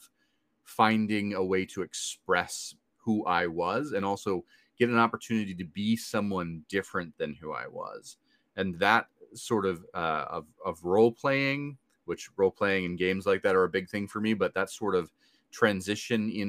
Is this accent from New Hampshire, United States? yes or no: yes; rural New Hampshire, United States; moved away as an adult; now in Washington, D.C. area, United States; But I grew up in rural New Hampshire and now I live in the DC area